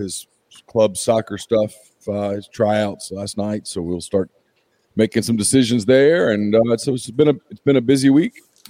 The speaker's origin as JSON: {"language": "English", "region": "Louisiana", "country": "United States", "tie": "born or raised there", "also_born_or_lived": "Mobile, Alabama", "moved": "yes", "said": "as a Louisiana boy, but I grew up in Louisiana"}